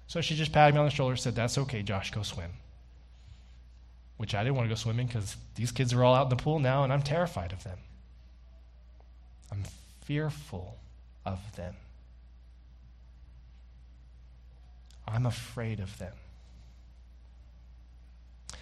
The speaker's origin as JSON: {"language": "English", "region": "the South", "country": "United States", "tie": "born or raised there", "also_born_or_lived": "Austin, Texas", "moved": "yes", "lives_now": "Canada", "said": "I grew up in the South"}